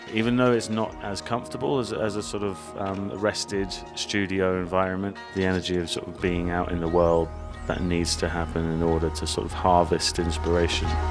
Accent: United Kingdom; now in Los Angeles, United States; as a British person

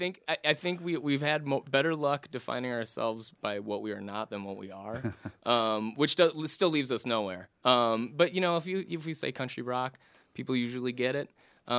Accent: just outside of Minneapolis, Minnesota, United States; moved away as an adult; now in Denver, United States; I grew up just outside of Minneapolis, and for about 6 or 7 years I lived in Minneapolis

